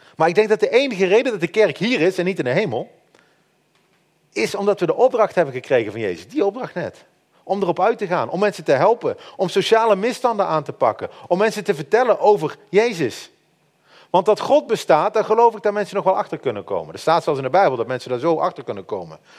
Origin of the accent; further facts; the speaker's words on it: Netherlands; wij als Nederlanders